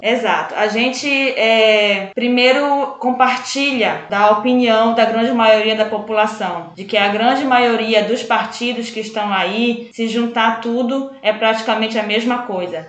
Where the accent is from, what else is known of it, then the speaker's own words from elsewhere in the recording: Médio Rio Moju, Pará, Brazil; Eu sou ribeirinha, eu sou do Médio Rio Moju lá